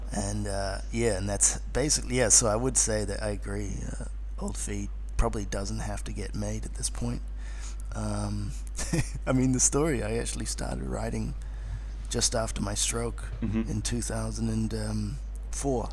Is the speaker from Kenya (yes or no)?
no; Wellington, New Zealand; accent: New Zealand; moved away as an adult; now in Australia; This is in Wellington, you know, where I grew up in New Zealand